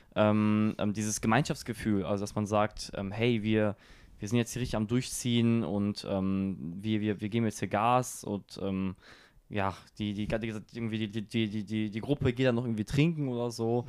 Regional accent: Germany; first language German; das ist immer noch meine Heimat wird es auch immer bleiben

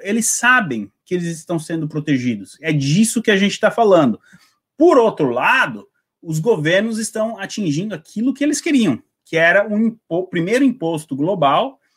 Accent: Brazil; now in United Kingdom; eu, como brasileiro

